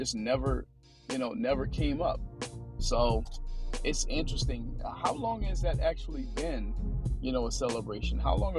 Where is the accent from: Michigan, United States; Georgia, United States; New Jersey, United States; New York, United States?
Georgia, United States; Fort Valley; moved away as an adult; also born or lived in Minneapolis, Minnesota / North Carolina; now in Asheville, United States; I was born and raised in Fort Valley, Georgia. It's, you know, just right down the street from you.